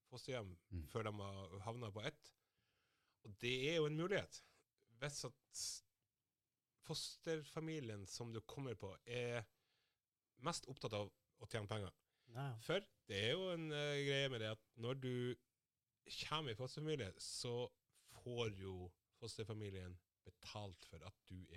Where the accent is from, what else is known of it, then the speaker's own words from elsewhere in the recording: Somalia; now in Norway; når jeg flytta fra Somalia, så bodde jeg blant Altså, jeg flytta til Sømna